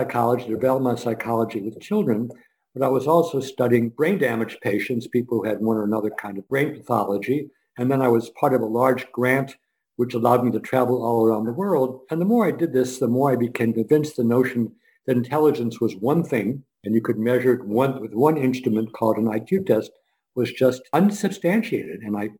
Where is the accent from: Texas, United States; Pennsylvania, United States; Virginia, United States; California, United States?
Pennsylvania, United States; Scranton; born there; Number one, I was born in Scranton, Pennsylvania, as he was.